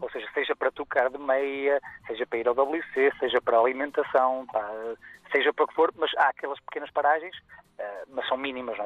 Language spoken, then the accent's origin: Portuguese; Guimarães, Braga, Portugal; em Guimarães, no berço da, daqui de Portugal, uhum. na minha cidade natal.